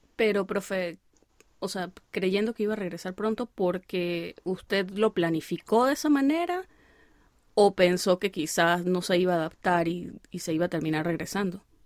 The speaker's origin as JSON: {"language": "Spanish", "region": "Venezuelan Andes", "country": "Venezuela", "moved": "yes", "said": "yo soy gocha"}